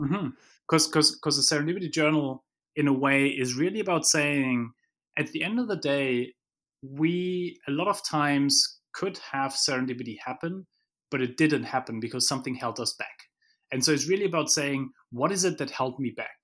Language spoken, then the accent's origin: English; Germany; moved away; I come from Germany where, you know, we wanna have plans